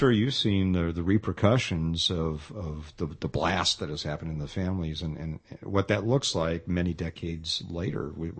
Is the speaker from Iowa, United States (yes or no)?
no; Los Angeles, California, United States; I grew up in Los Angeles in the late 60s, early 70s